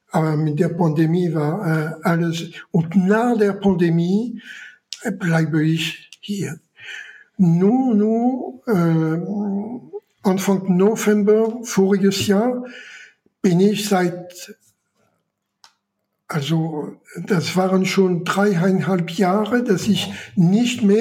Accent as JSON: {"language": "German", "country": "France", "second_language": "German", "said": "Und ich muss mal sehen, wie ich als Franzose meinen Reisepass verlängern kann."}